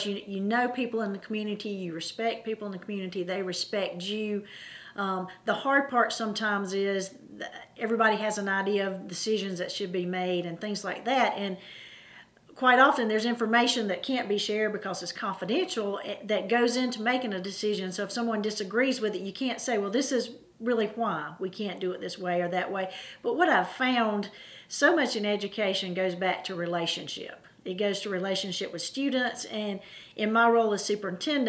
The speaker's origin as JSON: {"language": "English", "area": "Anderson School District 3", "region": "South Carolina", "country": "United States", "tie": "born or raised there", "said": "I grew up in Anderson School District 3"}